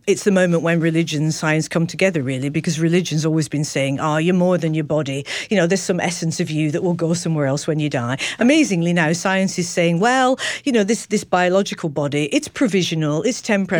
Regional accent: Manchester, North West England, United Kingdom; I was born in Manchester

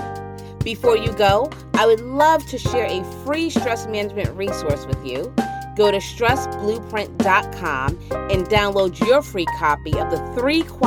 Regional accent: Boston, Massachusetts, United States; I'm from Boston

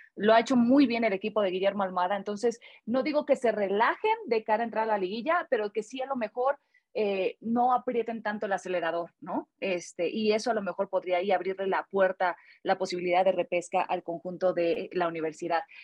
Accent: Mexico; como buenas mexicanas

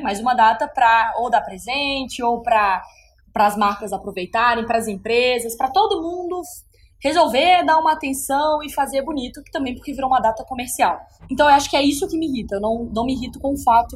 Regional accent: Belo Horizonte, Minas Gerais, Brazil; moved away as an adult; now in São Paulo, Brazil; Sou de BH e mudei para cá

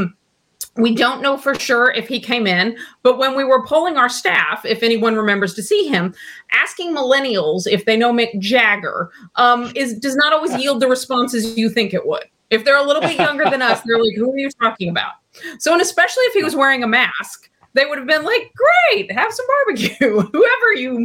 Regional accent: Temple, Texas, United States; also born or lived in New York City; I grew up in Temple, Texas

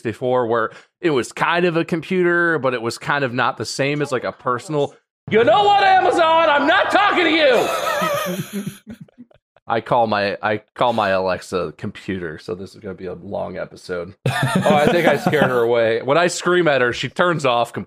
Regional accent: Dublin, Ohio, United States; I grew up in Dublin, Ohio

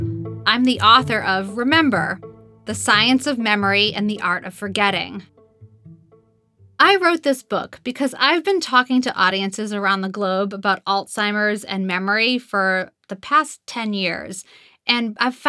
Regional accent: Boston, Massachusetts, United States; accent: Boston; I'm originally from Boston and had a Boston accent for most of my young life.

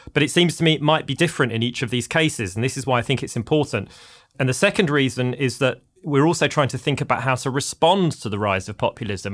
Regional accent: London, United Kingdom; moved away as an adult; now in United States; I'm a Londoner, as the listeners may be able to tell from my accent

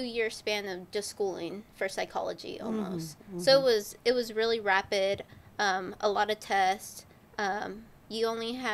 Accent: California, United States; I am from California

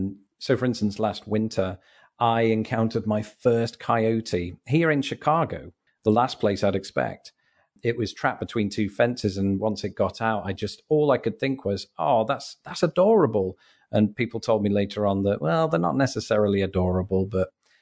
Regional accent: Grimsby, Yorkshire and the Humber, United Kingdom; moved away; when I lived in my hometown of Grimsby, or just sort of built up populated areas, litter was something that you would see here and there. In fact, since I left

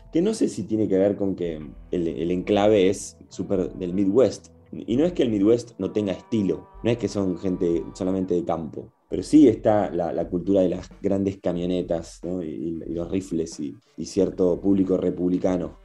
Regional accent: Argentina; moved away as an adult; now in Chicago, United States; cuando vas afuera, ah, sos el argentino

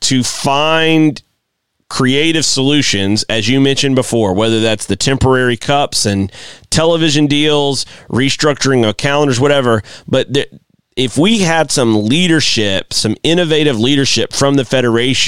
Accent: United States; as an American

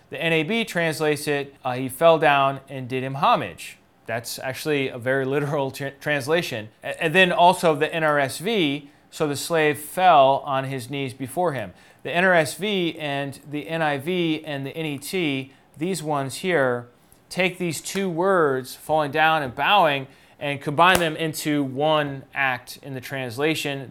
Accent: United States; for me as an American in the twenty-first century

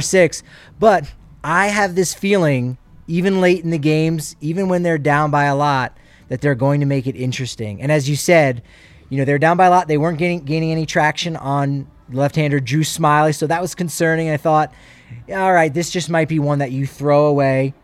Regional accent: Toms River, New Jersey, United States; my hometown, my home area of Tom's River, New Jersey.

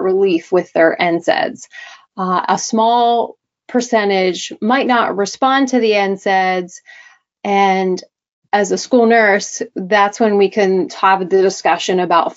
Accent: Delaware, United States; I am from Delaware, the East Coast

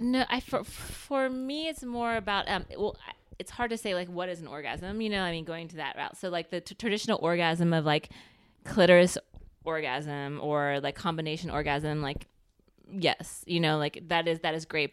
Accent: United States; we're American

